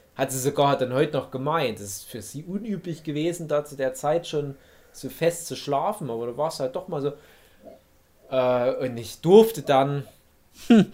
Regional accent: Erzgebirge, Saxony, Germany; moved away; in meiner Heimat, meiner alten Heimat

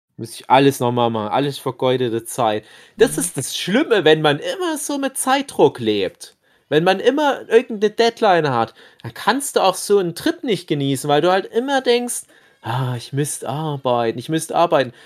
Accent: East Germany, Germany; wir sind ja Ossi-Männer

